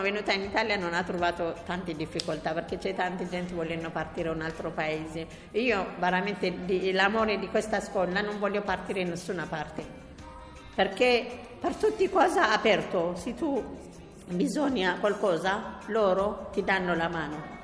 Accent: Yemen; Italian is a second language; also born or lived in Ethiopia; now in Rome, Italy; vengo da, dallo Yemen, mio padre è dallo Yemen, mia mamma da Etiopia

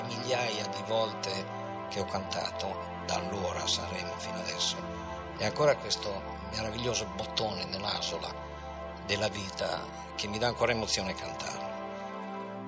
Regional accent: Bologna, Emilia-Romagna, Italy; also born or lived in Manfredonia; ho passato parte dell'infanzia là, pur essendo bolognese

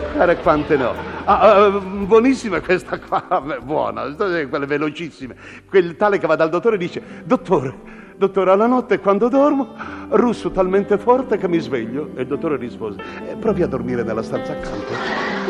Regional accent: Sanremo, Liguria, Italy; io sono nato intanto a San Remo

